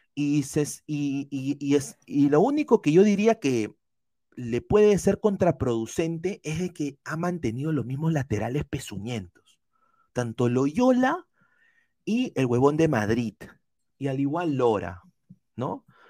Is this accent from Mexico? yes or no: no; Peru